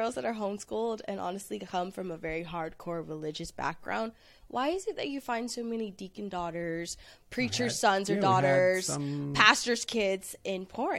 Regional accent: Oakland, California, United States; also born or lived in San Francisco; I don't like people honestly sometimes knowing I'm from East Oakland. I spent a lot of time in San Francisco.

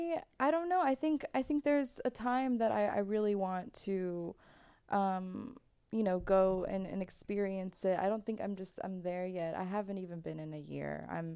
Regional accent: Dallas, Texas, United States; now in California, United States; I'm obviously from Dallas.

